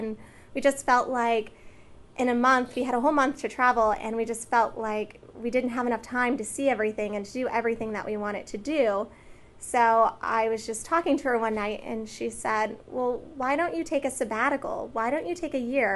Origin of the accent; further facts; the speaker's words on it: Newark, Ohio, United States; also born or lived in Utica, Ohio; I am a Newark native. I started out in Newark City Schools from grades K through 4